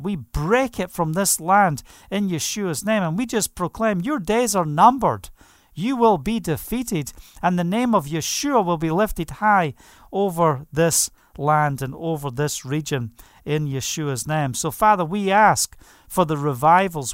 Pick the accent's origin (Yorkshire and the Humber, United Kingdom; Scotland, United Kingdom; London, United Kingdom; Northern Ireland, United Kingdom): Scotland, United Kingdom; now in Israel; I'm from Scotland.